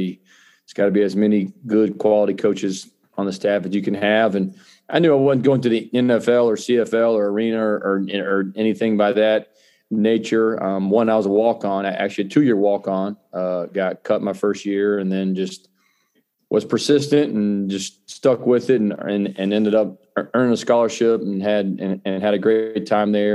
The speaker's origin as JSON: {"language": "English", "town": "Lawrenceville", "region": "Georgia", "country": "United States", "tie": "born or raised there", "also_born_or_lived": "Atlanta, Georgia", "said": "So I was born in Atlanta, Georgia, grew up in Lawrenceville, suburb in Gwinnett County, so suburb of Atlanta."}